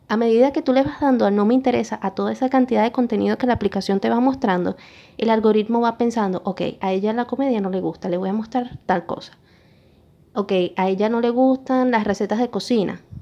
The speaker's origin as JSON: {"language": "Spanish", "country": "Venezuela", "said": "todos eran venezolanos, yo soy venezolana."}